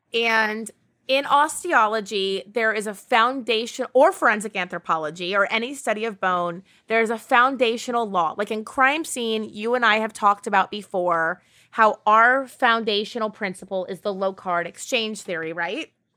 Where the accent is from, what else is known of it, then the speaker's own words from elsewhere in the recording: Ireland; I am Irish